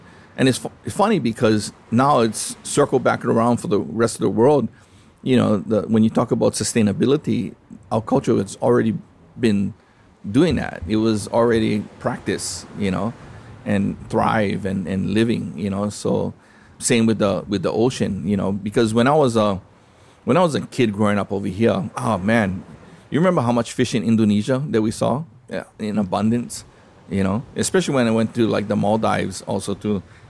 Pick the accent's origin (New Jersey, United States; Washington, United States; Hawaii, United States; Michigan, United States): Hawaii, United States; And I think that's one of the things that people don't understand, that even being Hawaiian, it goes deeper into Polynesia